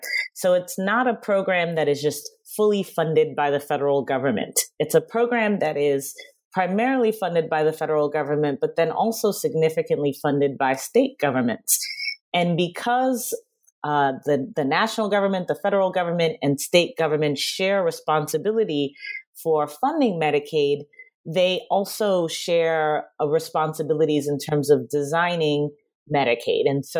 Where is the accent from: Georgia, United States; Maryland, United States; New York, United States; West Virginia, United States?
New York, United States; Queens; I am. That's the most important thing. I'm from Queens.